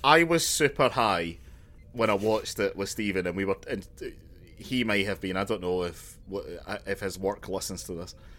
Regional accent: Glasgow, Scotland, United Kingdom; I'm from Glasgow

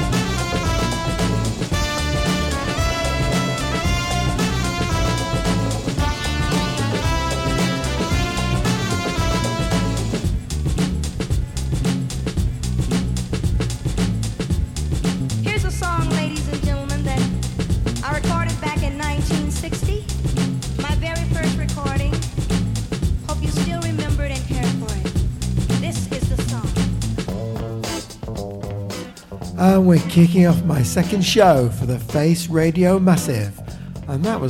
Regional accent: Manchester, North West England, United Kingdom; Manchester, England, my hometown

